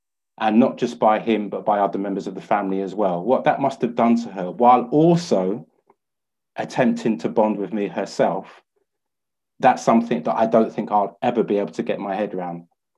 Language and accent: English; London, United Kingdom; 28th November 1965. I was born in St Mary's Hospital, Harrow Road. The particular hospital that I was born in, just by the Grand Union Canal, it's no longer there.